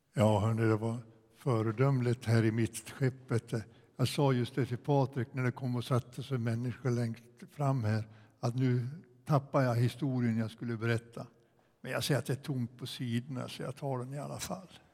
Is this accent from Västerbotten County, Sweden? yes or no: no; Ockelbo, Gävleborg County, Sweden; moved away as an adult; also born or lived in Sollentuna; sen jag hade sjungit den hemma i Ockelby, Missionskyrkan